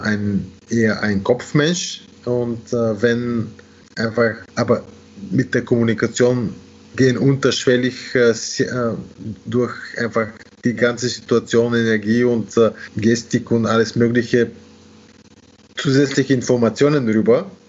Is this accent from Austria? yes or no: yes; Austria; und natürlich als Österreicher ist man äh, an etwas gewöhnt.